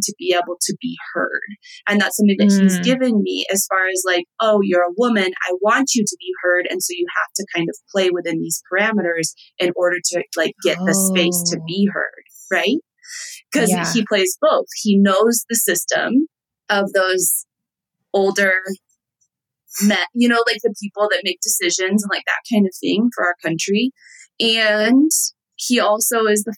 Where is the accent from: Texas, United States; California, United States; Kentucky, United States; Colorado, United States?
Texas, United States; I'm from Texas.